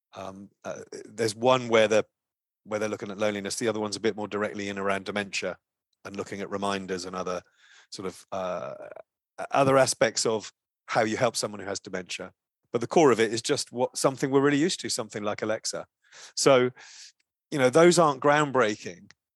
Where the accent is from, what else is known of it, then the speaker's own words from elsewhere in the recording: Brighton, South East England, United Kingdom; I worked in a small, uh, organization in my hometown in Brighton in the U K